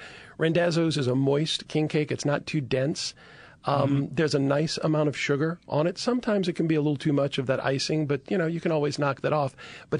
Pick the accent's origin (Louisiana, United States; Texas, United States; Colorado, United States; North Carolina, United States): Louisiana, United States; Chalmette; now in New Orleans, United States; Well, now, originally, I am from the parish. I am from Chalmette.